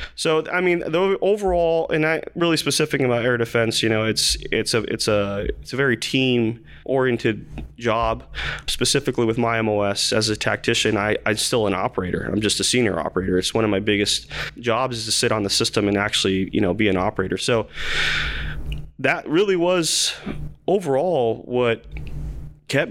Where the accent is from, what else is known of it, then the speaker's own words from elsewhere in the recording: Las Cruces, New Mexico, United States; moved away as an adult; also born or lived in Fort Bliss, Texas / Fort Sill / Germany / Korea; originally from Las Cruces, New Mexico